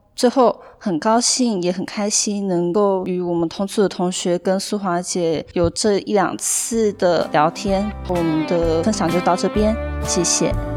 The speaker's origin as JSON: {"language": "Chinese", "region": "northern Taiwan", "country": "Taiwan", "moved": "as an adult", "lives_now": "Tainan, Taiwan", "said": "我是北部人，啊，我先生是在北部就业"}